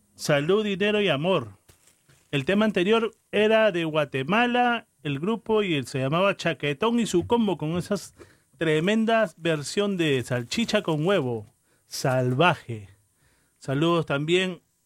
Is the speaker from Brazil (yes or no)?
no; Peru; yo que soy peruano